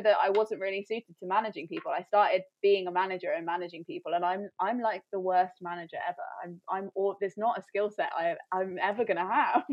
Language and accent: English; Coventry, West Midlands, United Kingdom; moved away as an adult; also born or lived in London; I ended up moving back to near my hometown